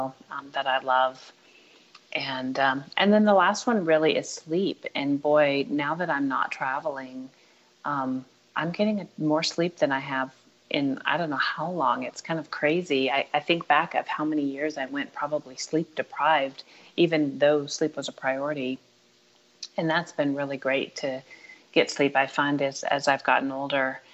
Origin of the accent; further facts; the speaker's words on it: the American West, United States; I grew up in the American West, and it is part of my soul